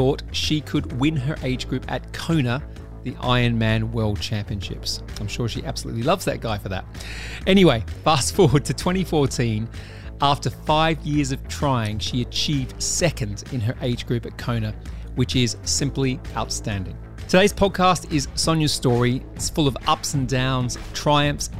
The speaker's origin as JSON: {"language": "English", "country": "Australia", "moved": "yes", "lives_now": "United Kingdom", "said": "I live in the UK now, but I'm originally from Australia"}